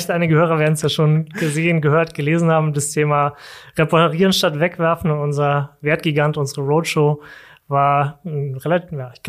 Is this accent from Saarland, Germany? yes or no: yes; Saarland, Germany; moved away as an adult; now in Berlin, Germany; Ursprünglich komme ich aus dem Saarland. Ähm, ja, wegen dem Studium hat es mich dann nach Berlin verschlagen